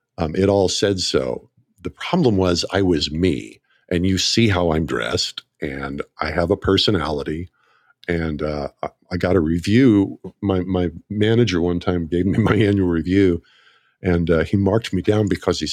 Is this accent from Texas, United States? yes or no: no; Oklahoma, United States; I grew up in Northeast Oklahoma, about 40 miles north of Tulsa.